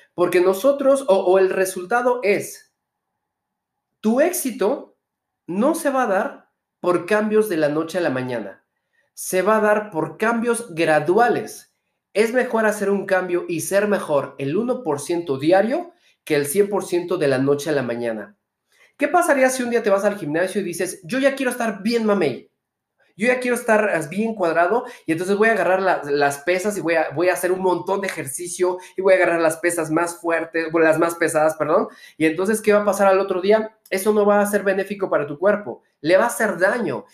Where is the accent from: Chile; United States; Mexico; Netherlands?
Mexico; soy empresario mexicano